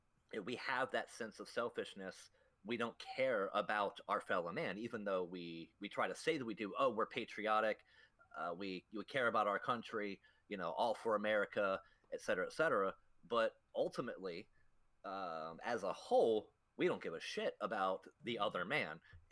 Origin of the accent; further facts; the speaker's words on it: United States; Yeah, I'll do what I want because I'm American.